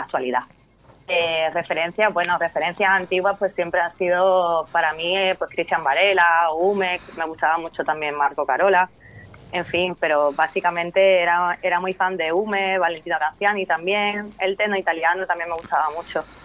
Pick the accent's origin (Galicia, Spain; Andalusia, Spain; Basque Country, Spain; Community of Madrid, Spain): Andalusia, Spain; Estepona; Yo soy de Cepona, Málaga